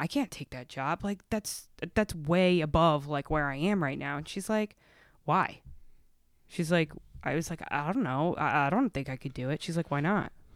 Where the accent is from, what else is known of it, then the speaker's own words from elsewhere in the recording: Stamford, Connecticut, United States; now in Milford, United States; born and raised in Stanford. So, I lived in Stanford.